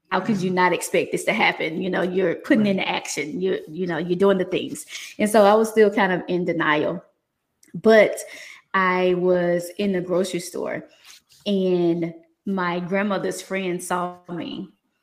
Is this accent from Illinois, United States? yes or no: no; Mississippi, United States; now in Atlanta, United States; I'm originally from Mississippi, so born and raised, bred, you know, country girl, but decided to move